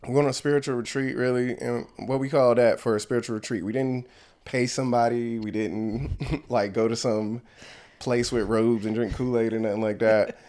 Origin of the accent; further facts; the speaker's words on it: Ahoskie, North Carolina, United States; also born or lived in California; my mom moved us back to North Carolina, to the small town where our family was. I was raised there